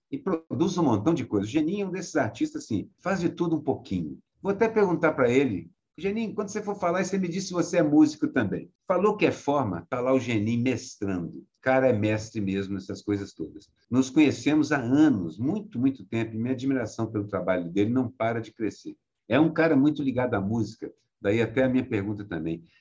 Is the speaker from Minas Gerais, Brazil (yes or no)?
yes; Minas Gerais, Brazil; como eu sou mineiro, eu posso dizer